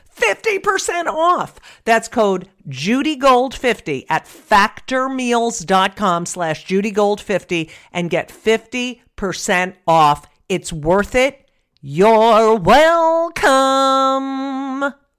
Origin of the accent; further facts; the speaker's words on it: New Jersey, United States; I grew up in New Jersey